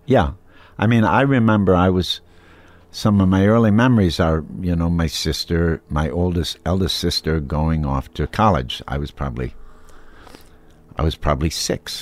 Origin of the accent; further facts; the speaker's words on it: Wisconsin, United States; growing up in Wisconsin with kind of good, well-educated Eisenhower era, you know, Republican parents